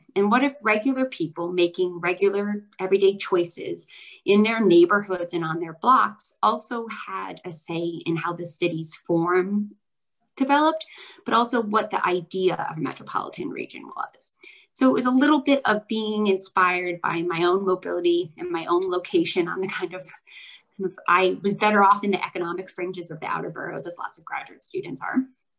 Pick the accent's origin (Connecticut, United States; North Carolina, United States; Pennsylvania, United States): Connecticut, United States; moved away as an adult; also born or lived in New York City; now in New York, United States; I was raised in Connecticut